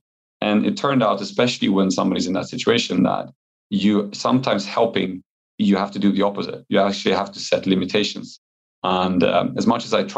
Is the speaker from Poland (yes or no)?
yes; Poland; moved away; since it's my home country